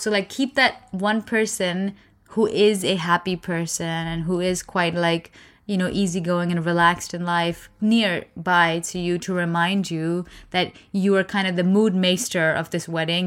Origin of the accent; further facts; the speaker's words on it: India; I'm Indian